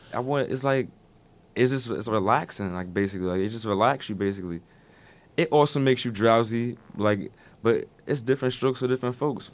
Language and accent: English; Paterson, New Jersey, United States; I'm come from Pasadena, New Jersey